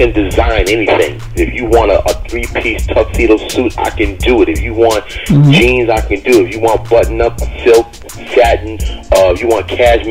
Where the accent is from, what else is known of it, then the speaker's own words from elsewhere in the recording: Bergen County, New Jersey, United States; also born or lived in Bronx, New York; I was born in the Bronx, like as a baby, but as soon as, like, when I opened my eyes and really knew where I was at, my father and mother had a house in Jersey, Bergen County, New Jersey.